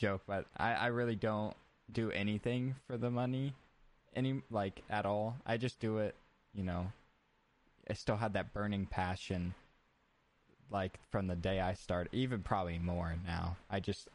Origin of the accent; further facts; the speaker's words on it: Iowa, United States; I did grow up in Iowa